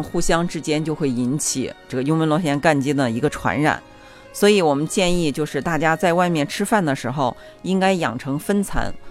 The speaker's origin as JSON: {"language": "Chinese", "country": "China", "said": "这个感染是因为我们中国人哈，我们平时喜欢聚餐"}